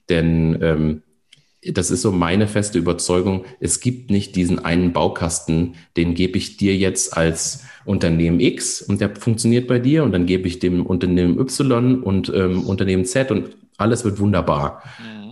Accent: near Koblenz, Rhineland-Palatinate, Germany; Ich komme aus der Nähe von Koblenz, vom, am Rhein

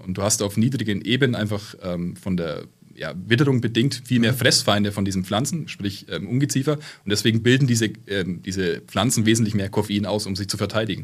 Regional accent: Fürth, Bavaria, Germany; Ich komme aus meiner Heimatstadt Fürth. Ähm, das ist bei Nürnberg

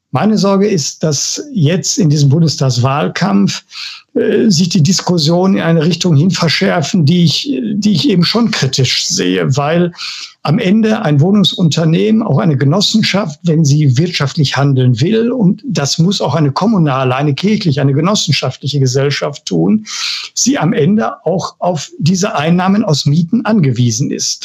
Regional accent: Bochum, North Rhine-Westphalia, Germany; Ich komme aus dem Ruhrgebiet, ich bin Bochumer

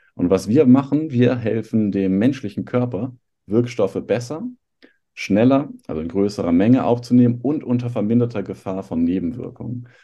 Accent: Hamburg, Germany; moved away as an adult; also born or lived in Ludwigshafen; Ich komme tatsächlich aus Hamburg, habe eine Zeit lang aber mal in Ludwigshafen gelebt

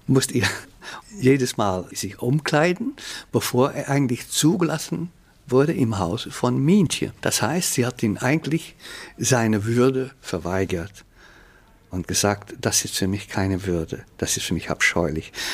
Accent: Flanders, Belgium; first language Dutch; German is a second language; also born or lived in Ghent; ich bin ein niederländisch sprechender Belgier. Aber meine Kultur ist flämisch

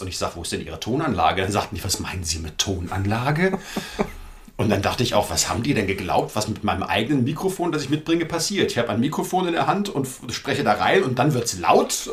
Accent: Frankfurt am Main, Hesse, Germany; also born or lived in Berlin; ich bin in Frankfurt am Main aufgewachsen

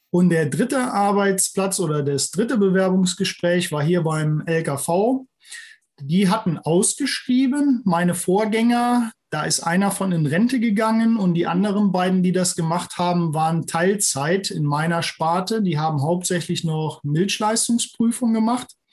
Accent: Neunkirchen-Seelscheid, North Rhine-Westphalia, Germany; also born or lived in Bonn; now in near Trier, Germany; ich stamme ursprünglich aus der Region Lohmer, Neunkirchen-Seelscheid

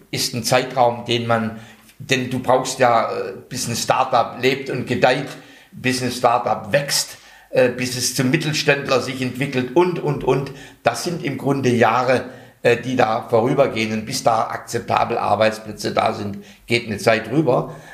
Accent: North Rhine-Westphalia, Germany; Ich komme aus dem Ruhrgebiet.

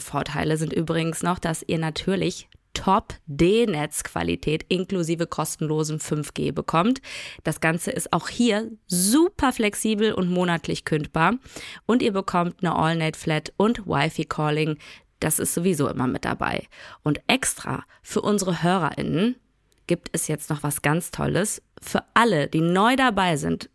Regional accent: Duisburg, North Rhine-Westphalia, Germany; Duisburg, da wo ich herkomme

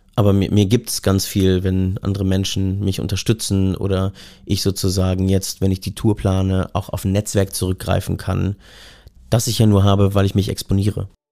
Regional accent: Berlin, Germany; als Westdeutscher, Westberliner, Hipster

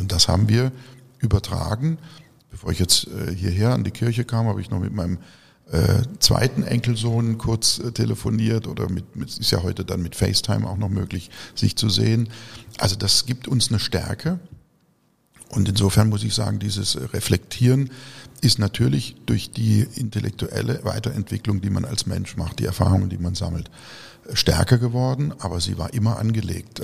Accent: region around Baden-Baden, Baden-Württemberg, Germany; in meiner Heimatregion um Baden-Baden

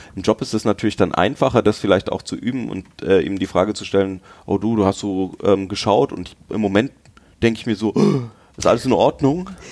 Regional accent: Franconia, Bavaria, Germany; Ich bin in Franken aufgewachsen

